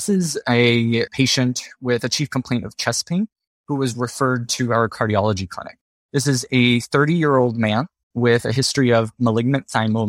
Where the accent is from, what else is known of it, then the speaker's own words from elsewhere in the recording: Miami, Florida, United States; moved away as an adult; also born or lived in San Francisco, United States; now in San Diego, United States; I am originally from Miami, Florida.